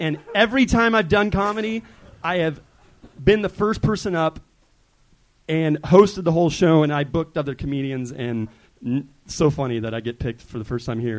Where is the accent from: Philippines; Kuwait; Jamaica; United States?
United States; Glendora, California; now in Huntington Beach, United States; I grew up in Glendora, California.